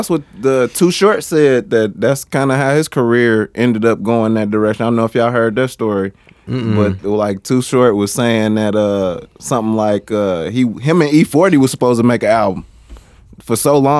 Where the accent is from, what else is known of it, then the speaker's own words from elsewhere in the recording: Mexico; we come straight from Mexico, so all we get is what's on TV.